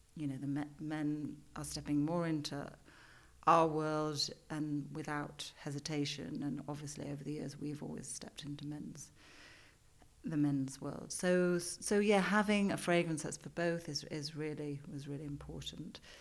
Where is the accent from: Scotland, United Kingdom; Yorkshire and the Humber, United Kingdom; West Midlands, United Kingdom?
Yorkshire and the Humber, United Kingdom; now in London, United Kingdom; I'm from Yorkshire. It's it's part of who I am.